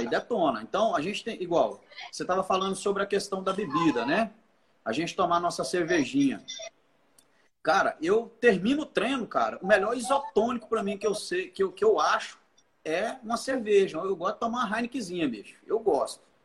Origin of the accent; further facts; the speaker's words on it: Goiás, Brazil; now in Palmas, Brazil; Eu sou goiano